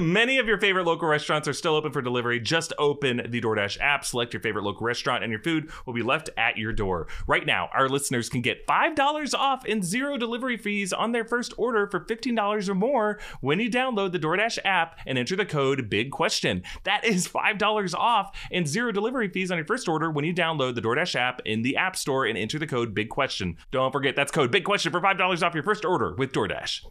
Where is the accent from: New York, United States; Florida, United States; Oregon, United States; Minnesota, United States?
Florida, United States; Jacksonville; We're from Jacksonville